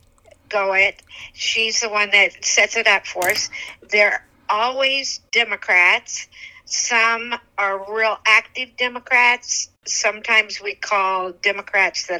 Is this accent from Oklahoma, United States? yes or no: yes; Oklahoma, United States; now in Land O'Lakes, United States; I'm originally from Oklahoma, and I moved here probably about 49 years old and ago, and I lived in Land O'Lakes, where I am now, for about 44 years